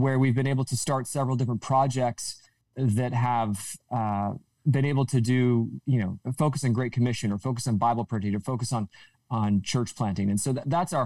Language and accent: English; Southern California, United States; I grew up in Southern California.